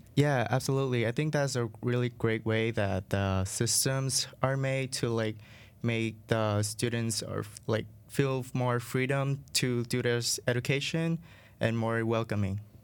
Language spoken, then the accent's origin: English; Vietnam; English is a second language; moved away as an adult; now in United States; growing up in Vietnam